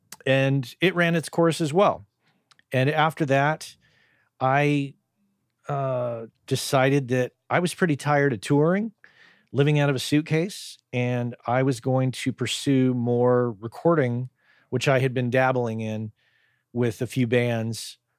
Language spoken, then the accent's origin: English; New Mexico, United States; I grew up in New Mexico, state of New Mexico.